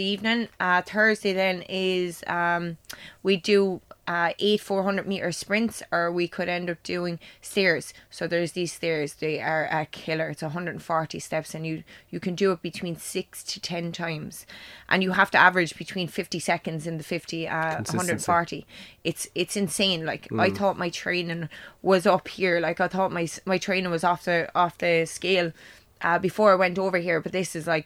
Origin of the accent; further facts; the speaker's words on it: Clonmel, Munster, Ireland; Clamel, especially because it is my hometown